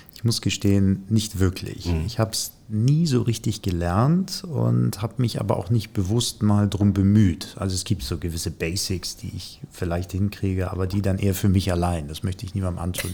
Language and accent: German; Hamburg, Germany; hier in meiner Heimatstadt